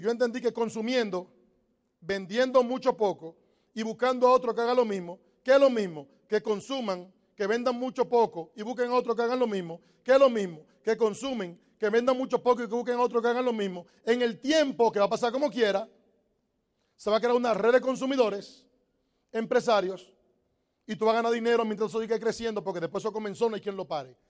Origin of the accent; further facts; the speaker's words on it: Dominican Republic; moved away as an adult; also born or lived in New York; Los dominicanos decimos, no hay nada